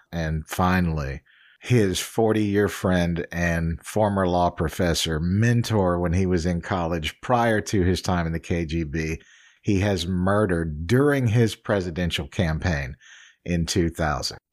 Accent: New Orleans, Louisiana, United States; I grew up in New Orleans, so off and on

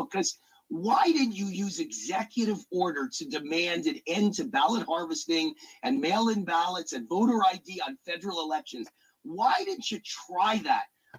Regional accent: New York, United States; Right now in New York, they're doing it to you. It's a witch hunt. I'm from New York.

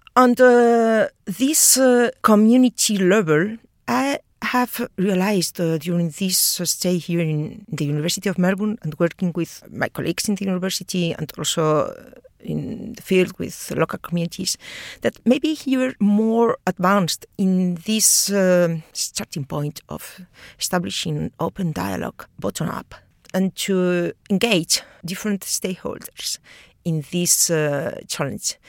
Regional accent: Spain; now in Australia; I'm talking from from Europe uh, because I'm Spanish.

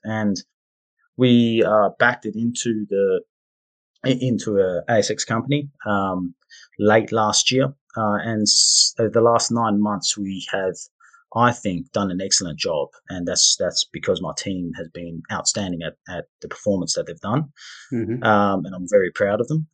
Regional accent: Perth, Western Australia, Australia; moved away as an adult; I grew up in Perth, Western Australia

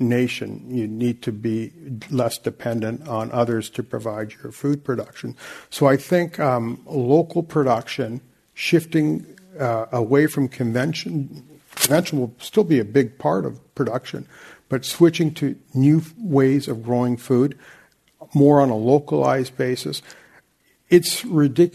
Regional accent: Vancouver, British Columbia, Canada; I'm from Vancouver

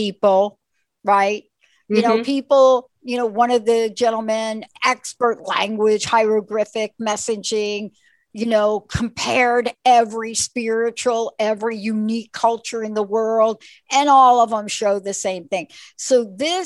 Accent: New York, United States; I grew up in New York

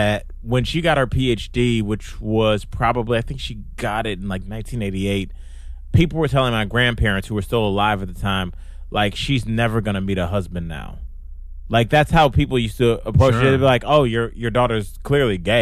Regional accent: Cleveland, Ohio, United States; Growing up in Cleveland's a hard working Midwestern town.

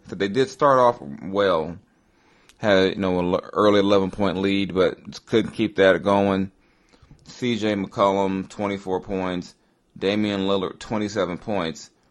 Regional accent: Los Angeles, California, United States; moved away; from Los Angeles, my hometown

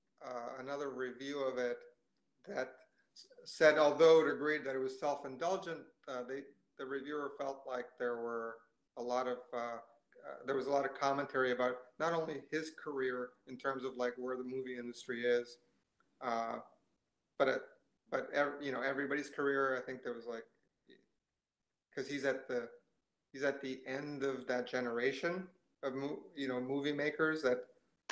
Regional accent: Ottawa, Ontario, Canada; I'm from Ottawa mostly. Like, I grew up in Ottawa.

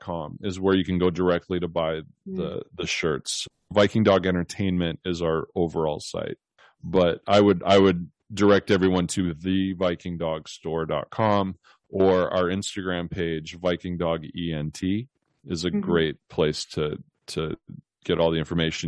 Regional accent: the Northwest, Pacific Northwest, United States; now in California, United States; I grew up in the Northwest where, you know, you're very close to nature and rural areas.

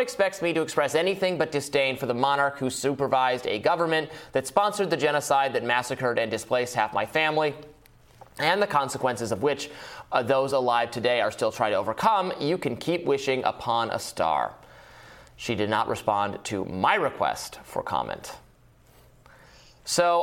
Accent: United States; I'm an American.

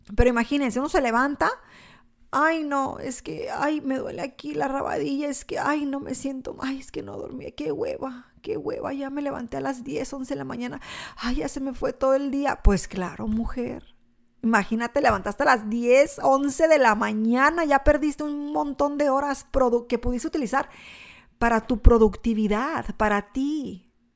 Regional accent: Mexico; now in United States; yo soy mexicana, nací en México

